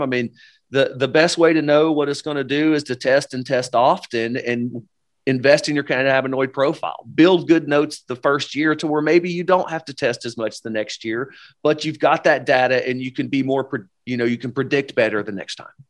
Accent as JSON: {"language": "English", "region": "Upper East Tennessee", "country": "United States", "tie": "born or raised there", "moved": "as an adult", "said": "John and I, uh, originally were born and raised in Upper East Tennessee"}